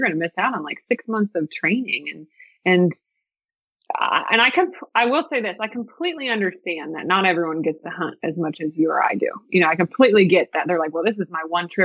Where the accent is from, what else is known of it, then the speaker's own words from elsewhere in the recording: Ohio, United States; moved away; we're from Ohio